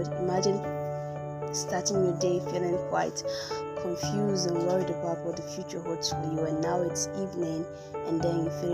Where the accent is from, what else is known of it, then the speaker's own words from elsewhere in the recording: Imo, Nigeria; I'm a Nigerian, an Igbo girl from Imo State precisely